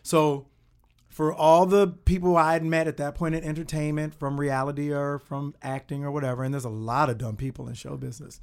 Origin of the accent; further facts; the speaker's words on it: Kankakee, Illinois, United States; moved away as an adult; also born or lived in Los Angeles; I'm from Il-, small town Illinois called Kankakee, which is outside